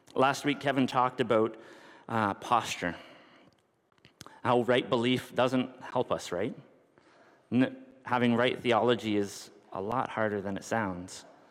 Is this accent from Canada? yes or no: yes; North Bay, Ontario, Canada; I grew up in North Bay, and there's a mili- an air base there.